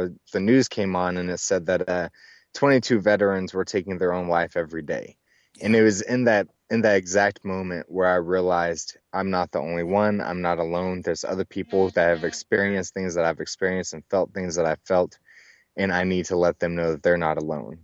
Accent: Dallas-Fort Worth area, Texas, United States; I was actually born and raised in the Dallas-Fort Worth area of Texas

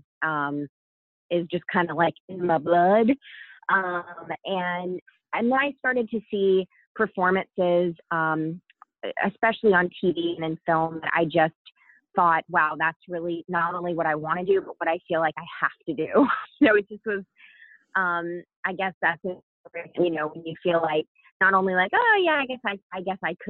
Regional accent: Savannah, Georgia, United States; also born or lived in Atlanta, Georgia; I grew up in the US. I'm American. I grew up in Georgia, Savannah, Georgia

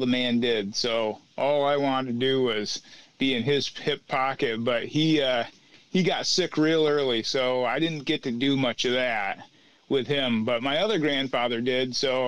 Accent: Watkins Glen, New York, United States; In the Finger Lakes in upstate New York. Okay. Watkins Glen, to be exact.

